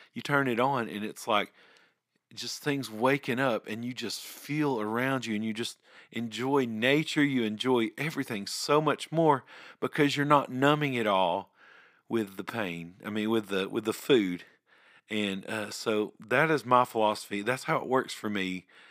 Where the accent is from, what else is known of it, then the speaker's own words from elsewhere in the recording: Ringgold, Georgia, United States; I grew up here in Ringgold, I, I have moved around several times, and, but, but this is home